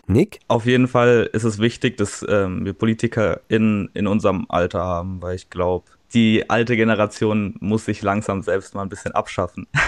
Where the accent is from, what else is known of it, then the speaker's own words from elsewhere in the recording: Darmstadt, Hesse, Germany; ich komme aus Darmstadt